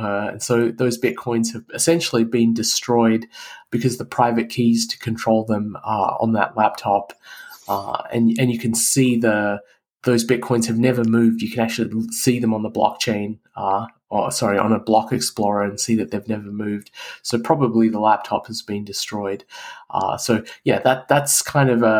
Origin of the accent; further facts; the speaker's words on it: Canberra, Australian Capital Territory, Australia; moved away as an adult; also born or lived in Adelaide; now in United States; I went back to the city I grew up in, Canberra